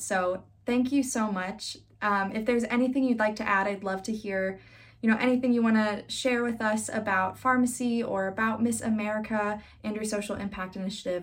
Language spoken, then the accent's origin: English; Iowa, United States; in Iowa, my home state